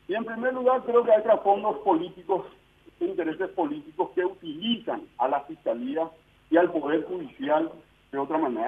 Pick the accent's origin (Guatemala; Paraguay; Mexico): Paraguay; como ciudadano paraguayo, no como diputado nacional, como ciudadano paraguayo